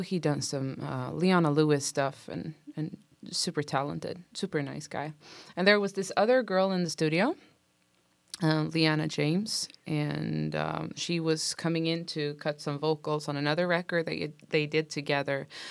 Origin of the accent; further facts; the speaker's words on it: Sweden; moved away as an adult; also born or lived in Stockholm; now in Los Angeles, United States; I'm from Sweden